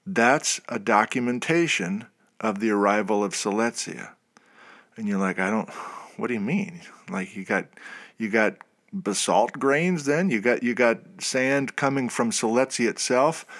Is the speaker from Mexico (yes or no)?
no; Wisconsin, United States; moved away; I went to the University of Wisconsin in Madison. That's, that's my home state.